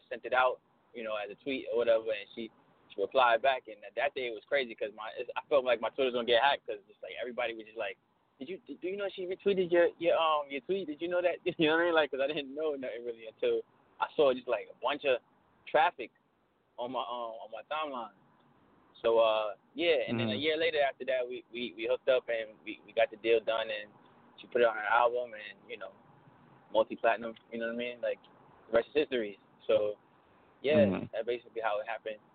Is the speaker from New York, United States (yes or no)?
yes; New York City, New York, United States; I'm from Brooklyn, born and raised. I'm from Brooklyn, Flatbush area